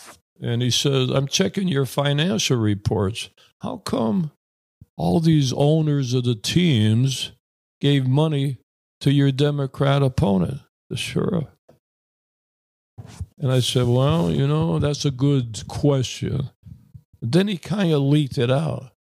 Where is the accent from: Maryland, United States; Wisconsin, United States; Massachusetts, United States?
Massachusetts, United States; Springfield; I'm a big Boston Celtics fan because I'm from Massachusetts, born and raised in Springfield, where basketball was discovered by Dr. Naismith.